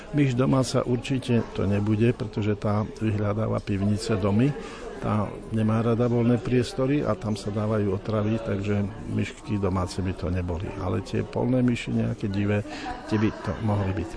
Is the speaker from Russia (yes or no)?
no; Kežmarok, Prešov Region, Slovakia; vyrastal som v Kežmarku, čo je 600 metrov nad morom